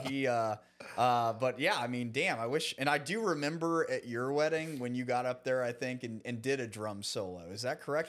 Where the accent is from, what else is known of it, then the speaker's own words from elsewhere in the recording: Dallas, Texas, United States; I grew up in Dallas